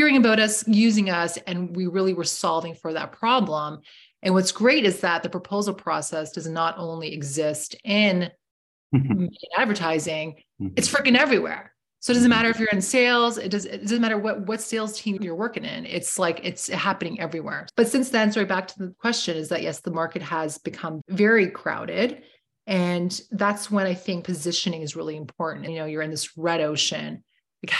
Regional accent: Toronto, Ontario, Canada; I'm from Toronto

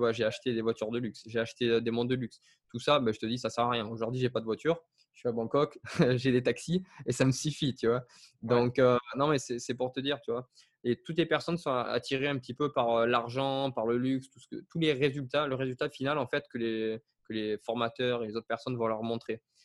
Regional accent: south of France, France; je viens à la base du sud de la France

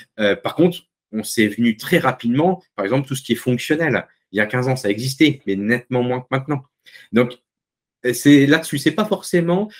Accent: the North, Hauts-de-France, France; je suis un ch'ti, hein, je viens du Nord.

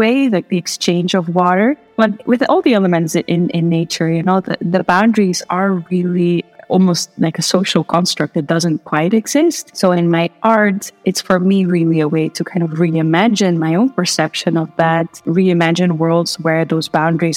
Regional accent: Netherlands; I grew up here in the Netherlands

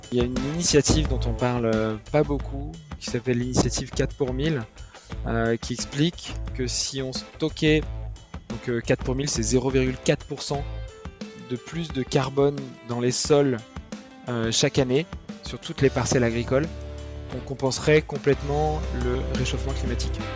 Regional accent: Nouvelle-Aquitaine, France; je suis originaire du Pays Basque.

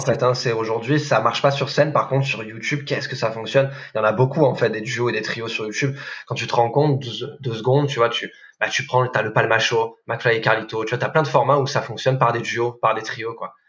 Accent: the South, southern France, France; je viens du Sud

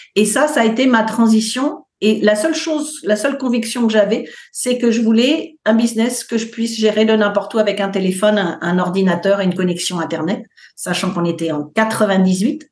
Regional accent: France; moved away as an adult; now in United States; Je suis française, mais je vis aux États-Unis depuis 20 ans

